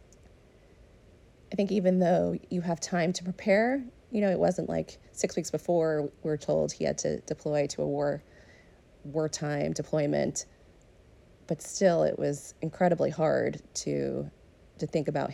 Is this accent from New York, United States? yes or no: no; close to Princeton, New Jersey, United States; moved away as an adult; also born or lived in Providence, Rhode Island / Baltimore, Maryland; now in Washington, D.C., United States; I grew up in New Jersey, close to Princeton, New Jersey